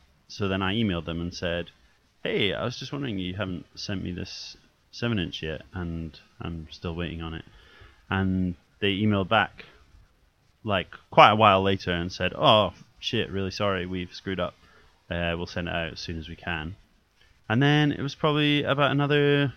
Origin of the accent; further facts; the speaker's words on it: Scotland, United Kingdom; now in England; I just long for Scotland all the time